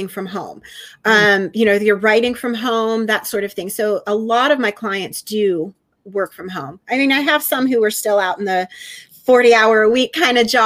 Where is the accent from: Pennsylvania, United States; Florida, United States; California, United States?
Pennsylvania, United States; moved away as an adult; now in Chattanooga, United States; I'm originally a Pennsylvania girl, so I'm from Pennsylvania, but being in TV, I've bounced around a lot and am currently in Chattanooga, Tennessee.